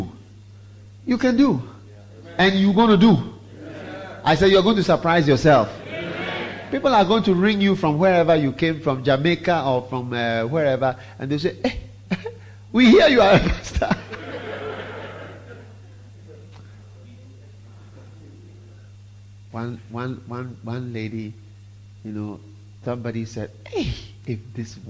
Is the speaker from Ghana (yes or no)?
yes; Ghana; I'm half Swiss, half Ghanaian. And I've grown up in Ghana, mostly